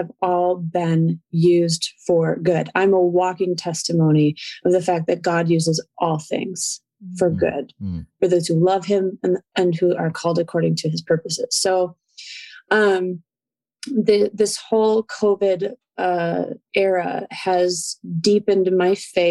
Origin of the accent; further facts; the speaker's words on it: Chicago, Illinois, United States; also born or lived in California; I grew up most of my time here in Chicagoland, but I was born in California